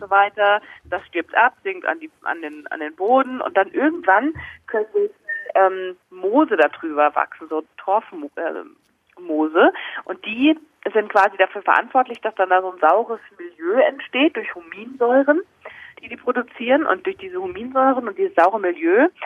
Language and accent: German; Mainz region, Rhineland-Palatinate, Germany; moved away as an adult; now in Munich, Germany; Also ich bin noch nicht so wahnsinnig lange in München, erst seit drei Jahren. Ich komme eigentlich aus der Mainzer Region